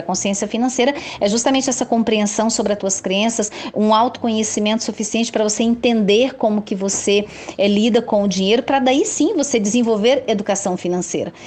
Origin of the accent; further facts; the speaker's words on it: Brazil; Como brasileiros nós